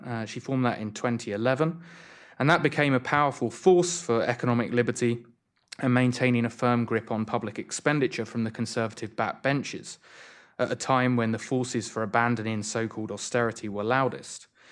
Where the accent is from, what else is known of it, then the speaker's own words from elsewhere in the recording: United Kingdom; now in Washington, United States; I'm from the other side of the pond